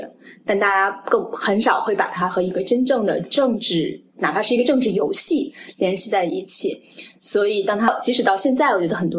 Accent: China; now in United States; 对我们一个是在美国的东海岸，一个是在美国的西海岸。然后同时我们又来自所谓东方的中国，来到了所谓西方的美国，所以它有双重含义。

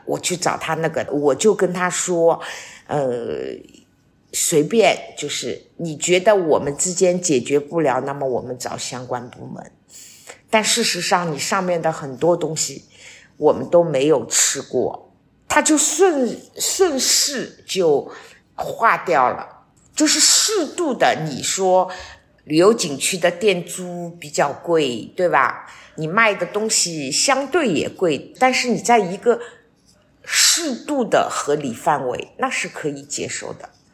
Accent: Shanghai, China; moved away as an adult; now in Wuyishan, China; 我作为一个上海人，现在移居到了武夷山

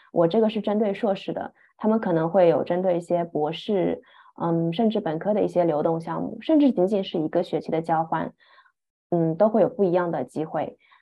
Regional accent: Shanghai, China; moved away as an adult; also born or lived in Scotland; 我来自上海，出国前也一直生活在上海

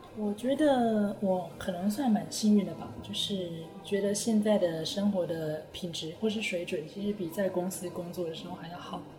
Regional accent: Taiwan; first language Chinese; moved away as an adult; now in Japan; 我毕竟在台湾生活了二十几年，然后才到日本来

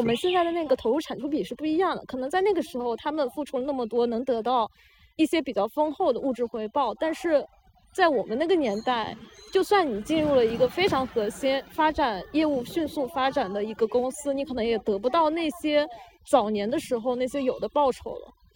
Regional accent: China; 我们在大陆土生土长的人

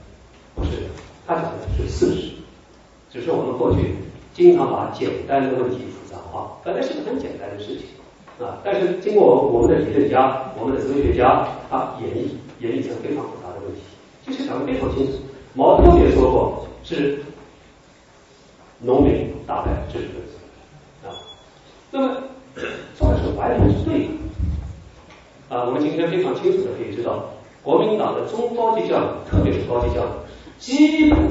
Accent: Jiangsu, China; 还有我们江苏的这个许世友

